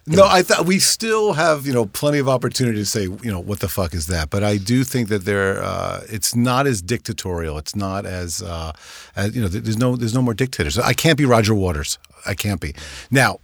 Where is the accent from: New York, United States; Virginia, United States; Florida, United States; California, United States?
New York, United States; I grew up in New York